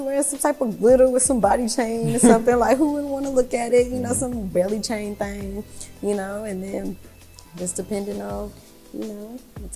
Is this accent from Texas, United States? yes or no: yes; Fort Worth, Texas, United States; also born or lived in Oklahoma / Philadelphia; I lived in Fort Worth since like fourth grade, all the way up until high school